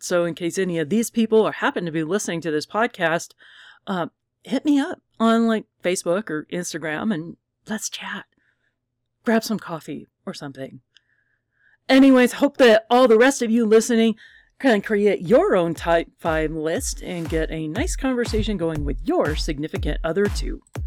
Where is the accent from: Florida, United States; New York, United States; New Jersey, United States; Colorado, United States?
Colorado, United States; I am from Colorado